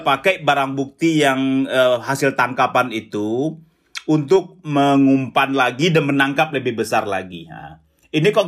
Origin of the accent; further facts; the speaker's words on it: West Sumatra, Indonesia; oh kaget juga kita orang jauh non dari kampung saya sana, Sumatera Barat.